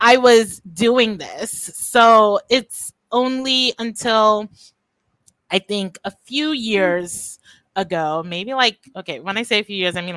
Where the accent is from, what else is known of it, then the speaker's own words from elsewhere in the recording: Trinidad & Tobago; moved away as an adult; also born or lived in Japan / New York, United States / California, United States / Belize; I'm originally from Trinidad and Tobago. But I've lived the majority of my adult life outside of Trinidad.